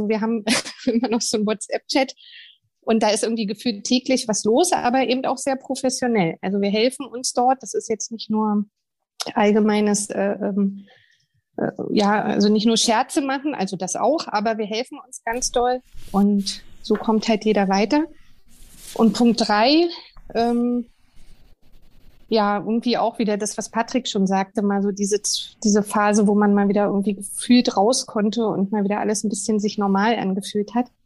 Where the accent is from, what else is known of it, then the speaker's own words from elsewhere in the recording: Berlin, Germany; Da sind wir Berliner ja schon wieder völlig äh, am Werkeln